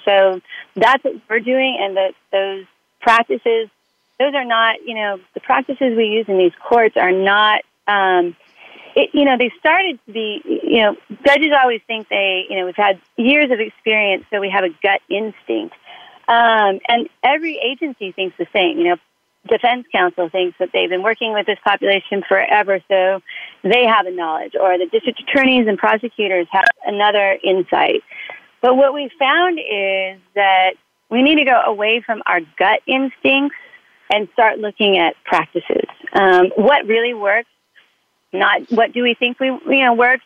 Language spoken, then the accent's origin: English; Southern California, United States; I was raised in Southern California.